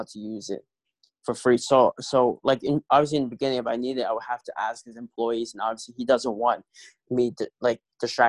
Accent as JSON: {"language": "English", "town": "New York City", "region": "New York", "country": "United States", "moved": "as an adult", "lives_now": "Buffalo, United States", "said": "I'm originally from New York City, Queens, New York City"}